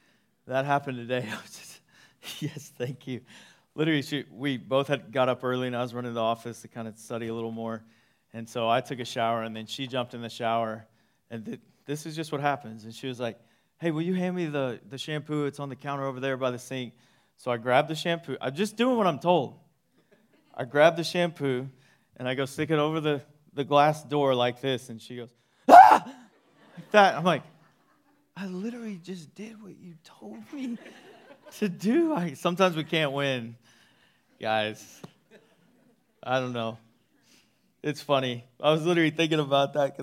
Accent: East Texas, United States; I grew up in East Texas

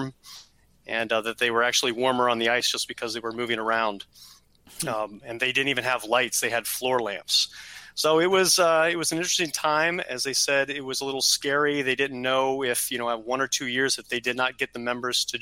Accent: Canada; now in Columbus, United States; I grew up in Canada, spent about 10 years up there

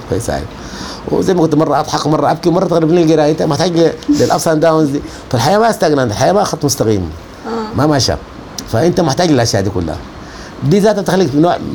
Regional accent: Sudan; now in Saudi Arabia; فبتكون فقدت اشياء كثيره جدا دي اوبورتيونيتي كوست دي تكلفه الفرصه البديله دي التكلفه بتاعت الفرصه البديله سافرت السعوديه بتفقد اشياء كثيره جدا تفقد الثوره اللي قامت دي

